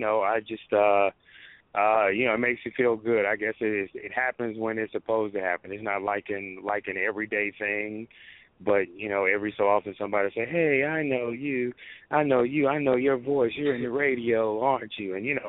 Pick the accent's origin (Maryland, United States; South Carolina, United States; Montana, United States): South Carolina, United States; When I came here from South Carolina, I used to do some sports stuff on one of the cable access channels.